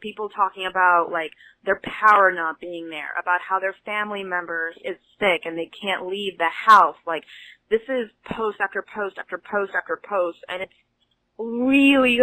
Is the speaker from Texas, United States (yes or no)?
yes; Houston, Texas, United States; moved away as an adult; now in New Hampshire, United States; I'm from Houston, Houston, Texas. I moved to New Hampshire about 2 weeks ago